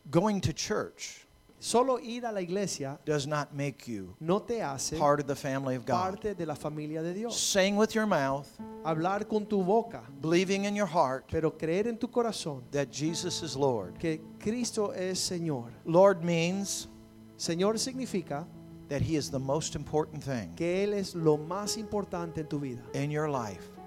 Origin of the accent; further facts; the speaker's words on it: Ohio, United States; I was raised in Northwest Ohio.